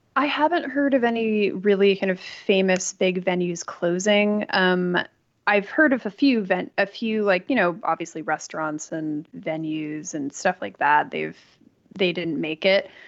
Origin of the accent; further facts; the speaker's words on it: New York, United States; now in Los Angeles, United States; I grew up in New York